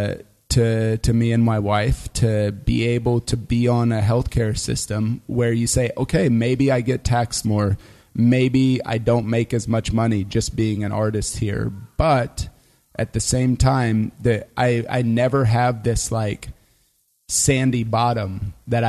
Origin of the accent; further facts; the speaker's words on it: United States; moved away as an adult; now in Germany; I'm as American as cargo shorts and apple pie combined.